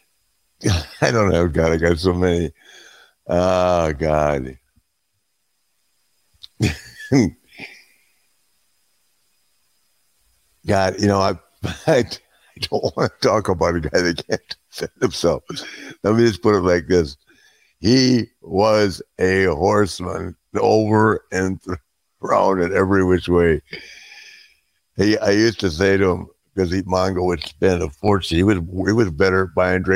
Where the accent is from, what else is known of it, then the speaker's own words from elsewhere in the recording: Minneapolis, Minnesota, United States; moved away; I love Minneapolis. I grew up there